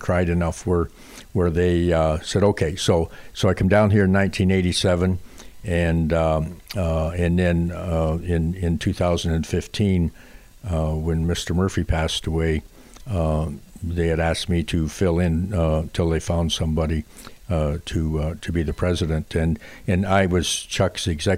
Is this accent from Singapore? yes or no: no; Canada; I was raised in hockey, obviously, being Canadian